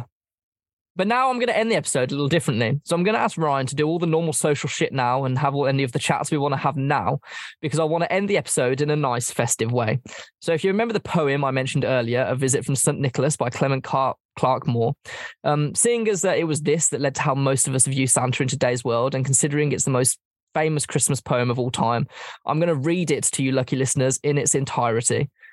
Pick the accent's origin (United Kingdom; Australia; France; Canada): United Kingdom; England